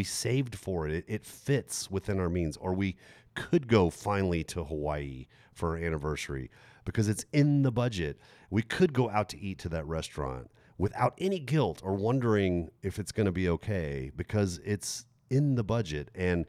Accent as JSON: {"language": "English", "country": "Germany", "tie": "born or raised there", "also_born_or_lived": "Texas", "moved": "as an adult", "said": "I grew up in Germany, graduated from high school on a military base in Germany at 18, and then moved 5,000 miles, left my family, moved 5,000 miles back to Texas, where we're from"}